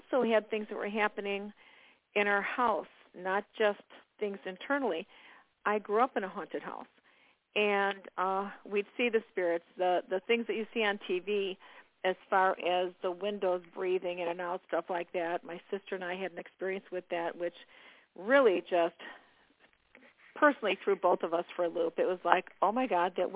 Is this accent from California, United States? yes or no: no; Chicago, Illinois, United States; now in Indiana, United States; I'm in Indiana now. I was born and raised in Chicago